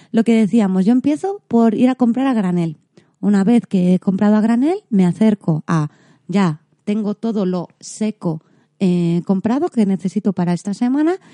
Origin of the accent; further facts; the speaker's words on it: Galicia, Spain; Como buena gallega os dije que el pan me gusta mucho.